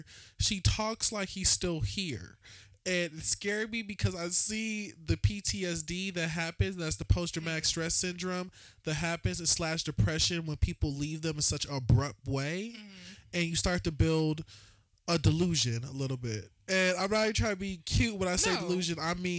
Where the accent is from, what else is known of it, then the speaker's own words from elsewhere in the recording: Chicago, Illinois, United States; We don't do that down south shit, bitch. I'm from Chicago. We don't be sleeping with our cousins.